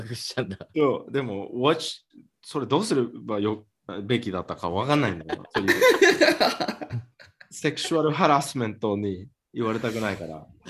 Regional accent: Miami, Florida, United States; マヤミで、俺の出身で

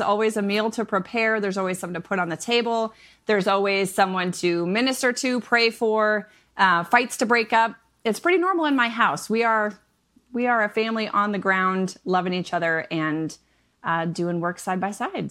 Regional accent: Michigan, United States; moved away; I am a Midwest mama of seven. I'm originally from Michigan

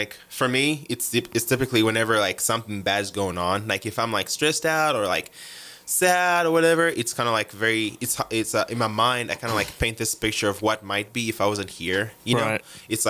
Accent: Uganda; accent: African; moved away as an adult; also born or lived in Texas Panhandle; now in United States; we speak English in Uganda, but it's, like, a very different, like, way of speaking. It's kind of, like, more... It's like a watered down British English. We don't have like the Jono accents and all

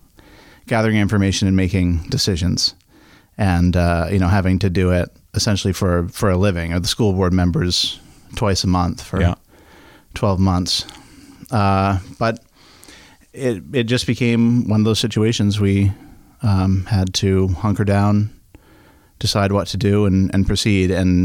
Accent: Camden, Maine, United States; Yeah, I was born in Glen Cove, Maine, Penn Bay Medical Center.

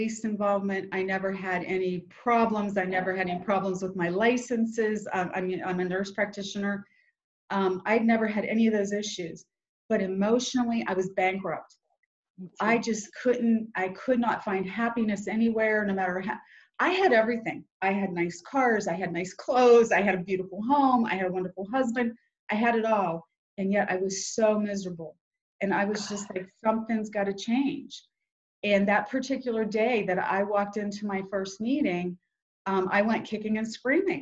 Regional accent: Weirton, West Virginia, United States; I'm from a little town called Weirton, West Virginia

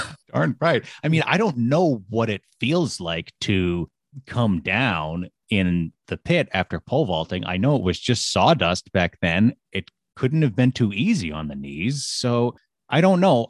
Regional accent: New Hampshire, United States; I grew up in New Hampshire

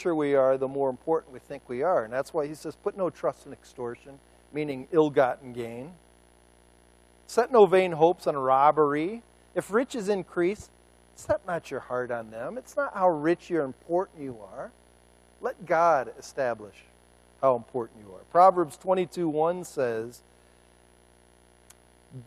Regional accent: United States; I'm an American

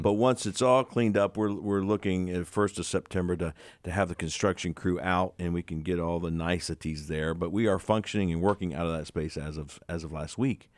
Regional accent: West Virginia, United States; we're from the West Virginia area

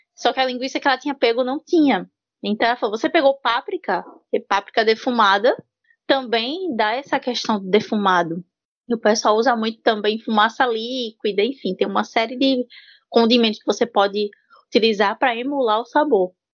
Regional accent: Pernambuco, Brazil; eu sou pernambucana com orgulho

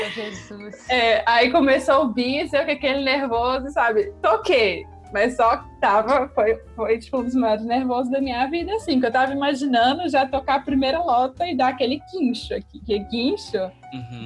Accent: Belo Horizonte, Minas Gerais, Brazil; moved away as an adult; also born or lived in São Paulo, Brazil / Berlin, Germany; now in Switzerland; eu sou de Belo Horizonte, Minas Gerais, Barreirão

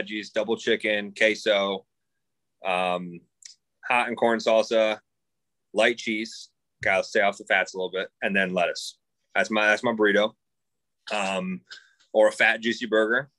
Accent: Michigan, United States; born and raised in Michigan.

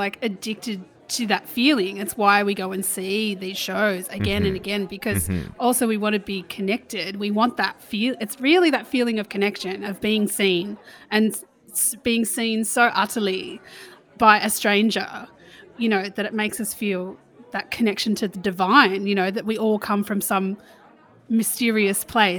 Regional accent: Sydney, New South Wales, Australia; now in Melbourne, Australia; I'm from Sydney, man.

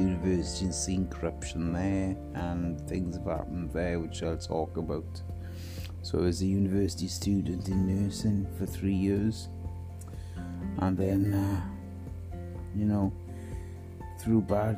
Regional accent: Wales, United Kingdom; I'm the Welshman

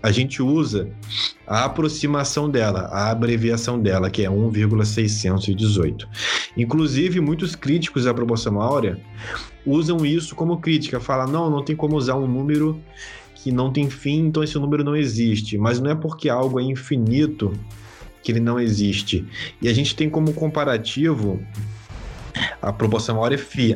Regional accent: Vitória, Espírito Santo, Brazil; now in Serra, Brazil; eu sou de Vitória, Espírito Santo

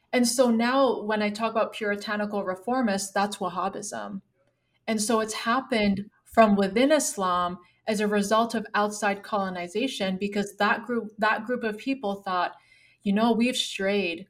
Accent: Canada; now in United States; I live in the United States right now. Yes, I'm Canadian.

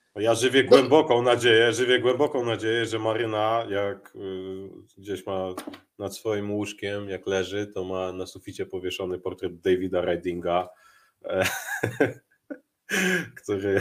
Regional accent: Warsaw, Masovian Voivodeship, Poland; ja jestem ten z Mokotowa

